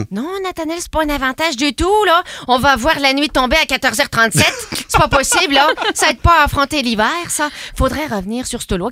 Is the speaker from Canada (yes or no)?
yes; Quebec, Canada; accent: Quebecois; Bah, mon propre accent me fait sursauter tellement c'est un accent insupportable. Puis tu peux difficilement parler doucement en québécois.